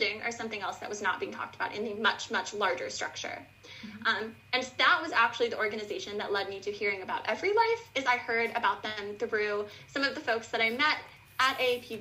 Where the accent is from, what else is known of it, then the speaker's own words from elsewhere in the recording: Buffalo, New York, United States; I am from Buffalo, New York, and I went to a very inaccessible high school here